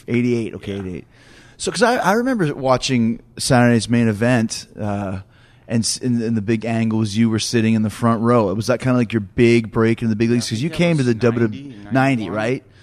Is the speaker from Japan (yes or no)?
no; Canada; I grew up in Canada where there wasn't a lot of, of, of WCW